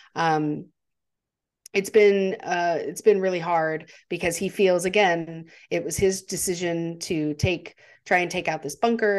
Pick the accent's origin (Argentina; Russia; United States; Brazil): United States; as an American, uh, you know, we learn about World War Two